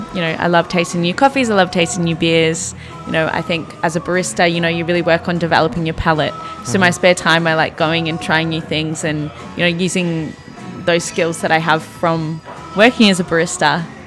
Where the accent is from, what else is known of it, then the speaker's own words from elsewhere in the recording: Australia; moved away as an adult; now in New York, United States; Me being Australian, everyone knows that I'm not from here.